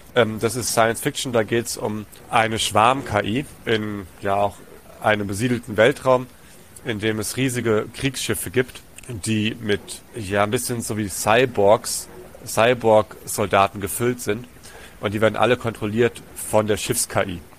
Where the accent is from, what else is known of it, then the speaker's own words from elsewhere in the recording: Germany; also born or lived in Tanzania / Hessenbruch; ich bin in Tansania groß geworden, mhm. bis ich acht war und dann den Rest der Schulzeit in Deutschland